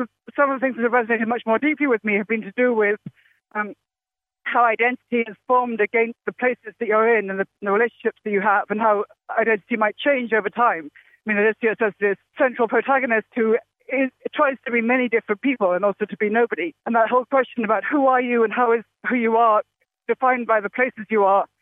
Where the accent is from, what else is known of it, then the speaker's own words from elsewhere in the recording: Oxford, South East England, United Kingdom; moved away as an adult; now in Philadelphia, United States; I grew up in Oxford, England